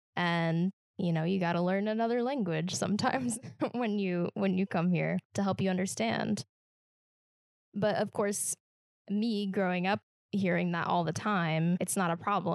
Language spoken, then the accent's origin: English; Midwest, United States; accent: Midwestern; I have a standard American accent, which is a real thing. But it's like, no, you don't actually. you have a Midwestern accent.